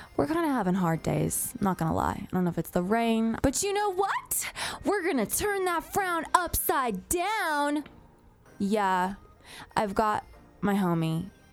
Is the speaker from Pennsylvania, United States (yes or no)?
no; Moreno Valley, California, United States; I grew up on a dirt road in Moreno Valley where a meth lab blew up at the top of the hill